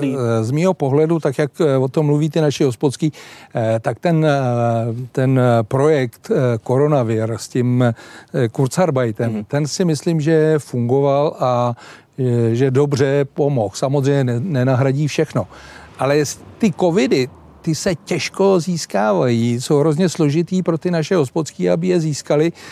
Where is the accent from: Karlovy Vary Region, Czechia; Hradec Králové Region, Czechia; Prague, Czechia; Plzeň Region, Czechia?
Plzeň Region, Czechia; Plzeň; u nás v Plzni